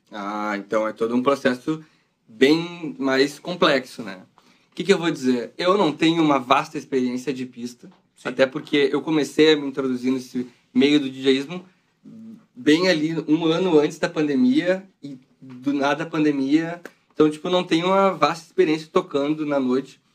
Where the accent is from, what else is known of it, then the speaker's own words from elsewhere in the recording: Brazil; A gente é brasileiro